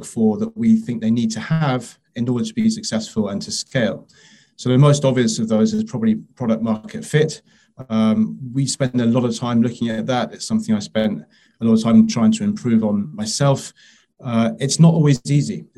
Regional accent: London, United Kingdom; moved away as an adult; also born or lived in Paris; I'm a Londoner, I'm born and bred

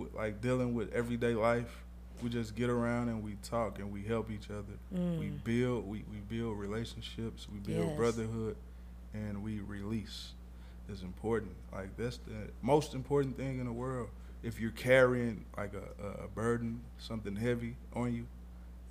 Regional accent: St. Louis, Missouri, United States; It's where I'm from. I'm from St. Louis, Missouri

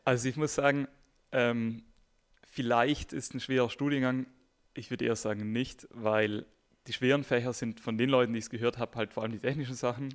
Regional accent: South Tyrol, Trentino-Alto Adige, Italy; moved away as an adult; now in Munich, Germany; ich komme nämlich aus Südtirol, ähm, nach München gekommen.

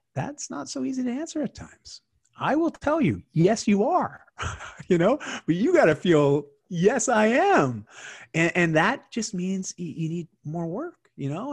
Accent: Canada; I'm Canadian

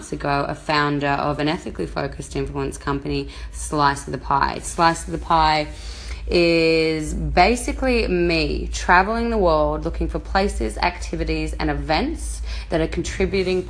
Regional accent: Australia; moved away as an adult; my home country, Australia

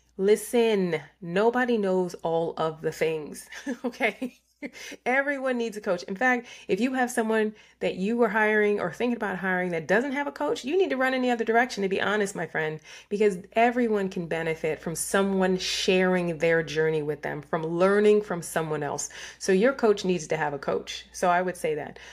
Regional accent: New York, United States; I was raised in New York

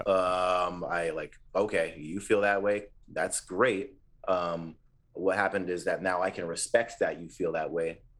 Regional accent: Ontario, Canada; we're from Ontario

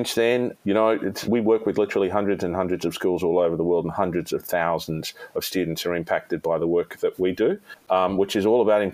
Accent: Sydney, New South Wales, Australia; we had to relocate back to my hometown of Sydney, more in my original hometown of Sydney

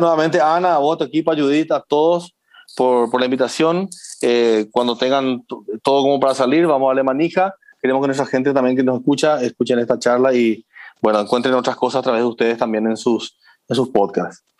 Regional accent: Paraguay

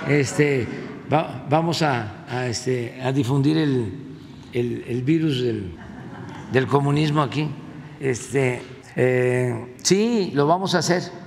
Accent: Tepetitán, Tabasco, Mexico; de la maestra Guadalupe Antonio allá en mi pueblo, en Tepeitán, que me daba sexto grado

